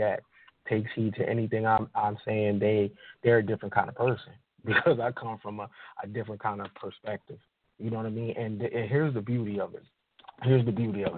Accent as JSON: {"language": "English", "country": "United States", "said": "I'm American to the fullest"}